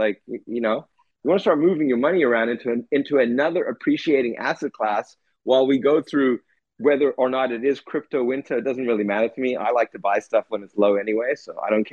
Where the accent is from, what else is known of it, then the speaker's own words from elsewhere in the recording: South Africa; growing up in South Africa